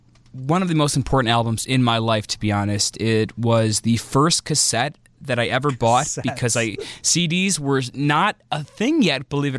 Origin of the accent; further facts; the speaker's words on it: northern suburbs of Illinois, United States; I remember being a young lad who lived in the northern suburbs of Illinois